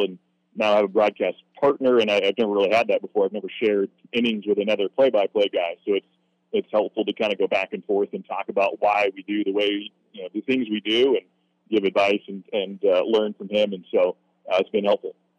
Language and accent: English; Corvallis, Oregon, United States; moved away; I'm from Corvallis, Oregon. I went to Oregon State